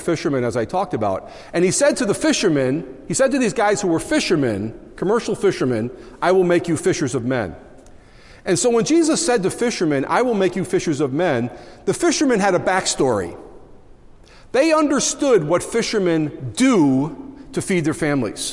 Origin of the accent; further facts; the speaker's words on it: Long Island, New York, United States; moved away as an adult; now in Syracuse, United States; I come from Long Island originally.